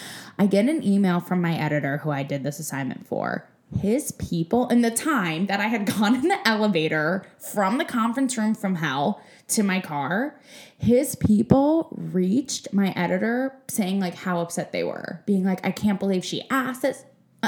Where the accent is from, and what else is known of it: New England, United States